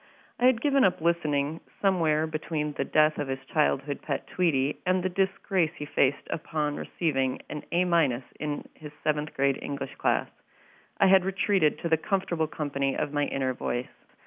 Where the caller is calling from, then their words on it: Minneapolis, Minnesota, United States; from Minneapolis, Minnesota.